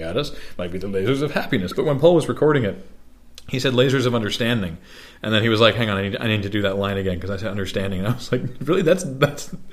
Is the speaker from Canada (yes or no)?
yes; Canada; We're Canadian